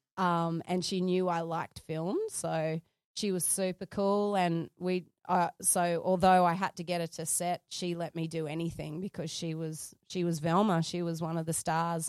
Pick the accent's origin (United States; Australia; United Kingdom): Australia; Sydney, New South Wales; I grew up in Sydney, Carlingford